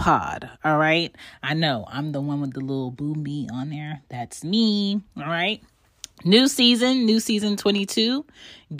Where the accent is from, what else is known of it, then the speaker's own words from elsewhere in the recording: Philadelphia, Pennsylvania, United States; I am from Philly. Both of my parents are Jamaican